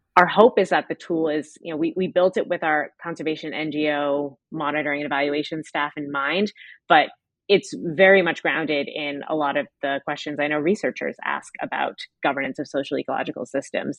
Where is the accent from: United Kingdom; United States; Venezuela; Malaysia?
United States; I'm from the United States